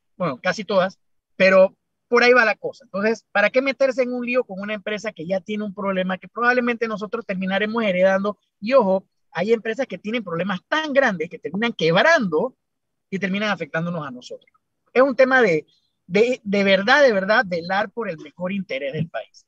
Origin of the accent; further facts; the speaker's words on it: Panama; como buen panameño